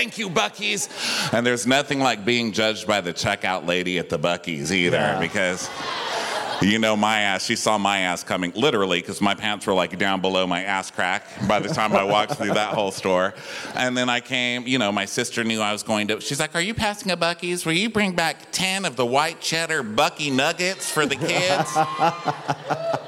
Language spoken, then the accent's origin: English; El Paso, Texas, United States; now in Austin, United States; I'm from El Paso, Texas